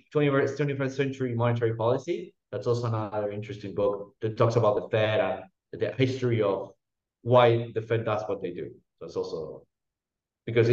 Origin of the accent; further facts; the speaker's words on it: Argentina; moved away; I come from Argentina, which is a very messy country